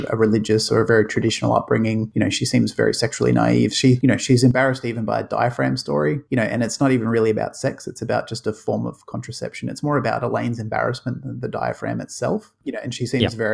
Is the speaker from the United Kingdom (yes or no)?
no; Australia; a terrible accent from an Aussie